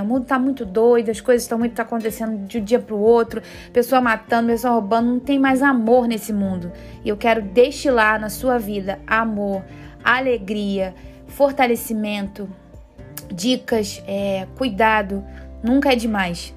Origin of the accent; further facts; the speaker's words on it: Teresópolis, Rio de Janeiro, Brazil; sou natural de Teresópolis